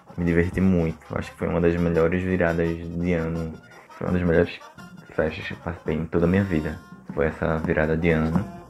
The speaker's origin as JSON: {"language": "Portuguese", "town": "Sirinhaém", "region": "Pernambuco", "country": "Brazil", "tie": "born or raised there", "said": "sou natural de Siriaém"}